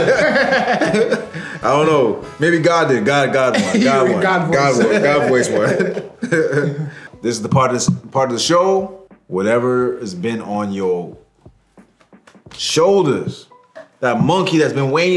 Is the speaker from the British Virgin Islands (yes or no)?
no; Canada; now in Hartford, United States; I'm from Canada